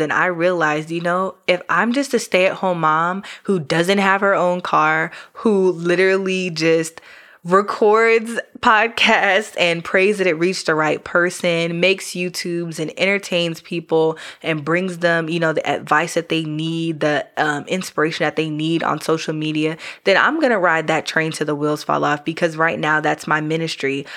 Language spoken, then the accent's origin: English; New York, United States; now in Georgia, United States; I'm from New York originally